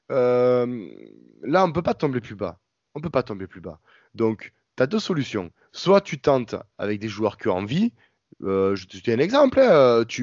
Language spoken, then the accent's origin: French; Marseille, Provence-Alpes-Côte d'Azur, France; j'ai 23 ans, je suis un mec d'ici, je suis né à, euh, à Marseille.